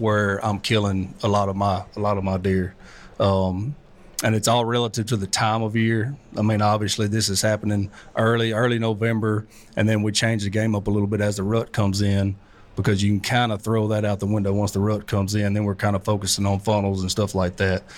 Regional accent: South Arkansas, United States; I'm from South Arkansas

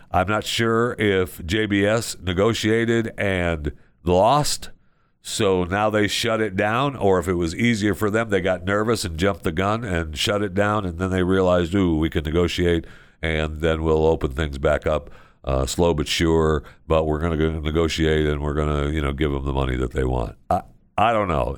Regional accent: Tampa, Florida, United States; my hometown of Tampa, Florida.

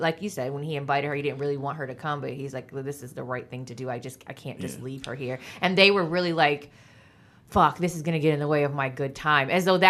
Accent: United States; me being an American

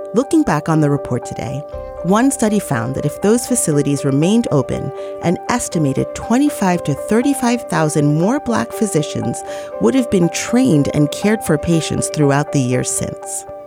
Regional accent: New York City, New York, United States; as a New Yorker

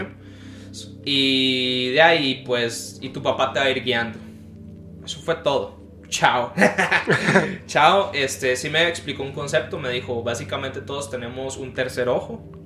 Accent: Guanacaste, Costa Rica; also born or lived in San José; decidimos movernos de la ciudad de nuevo a donde yo nací, que es Guanacaste

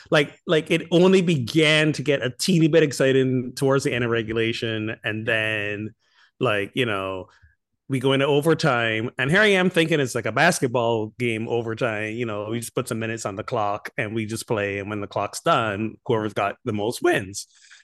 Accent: Barbados; I'm from Barbados. I'll be all right. I think I'll be all right.

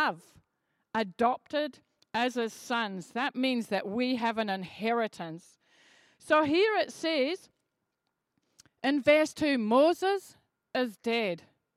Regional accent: Edinburgh, Scotland, United Kingdom; I grew up in Edinburgh where there were loads and loads of traffic lights

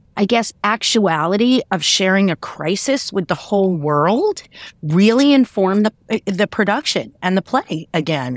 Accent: New York, United States; I grew up in New York

